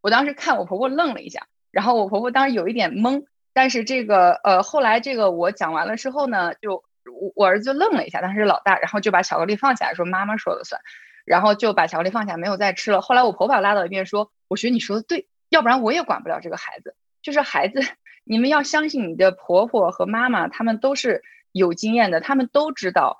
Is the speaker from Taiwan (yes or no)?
no; Urumqi, Xinjiang, China; moved away as an adult; also born or lived in Shihezi / Beijing; now in United States; 我自己呢是一个新疆人，我是石河子出生，乌鲁木齐长大的，所以我经常说我自己是老少边穷的小镇女青年。呃，然后去了北京上大学，对外经贸毕业了之后呢，是在中国一个部委，呃，中央部委工作了三年的时间，然后我就出国读了 M B A。M B A 之后留在了美国，在，分别在 Dell